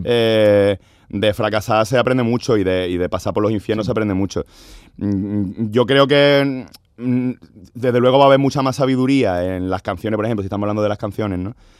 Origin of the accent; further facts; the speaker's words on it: Andalusia, Spain; yo soy no solo soy andaluz, sino que soy andalucista